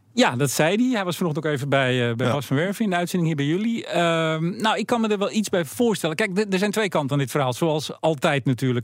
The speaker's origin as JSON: {"language": "Dutch", "country": "Netherlands", "said": "als Nederlanders"}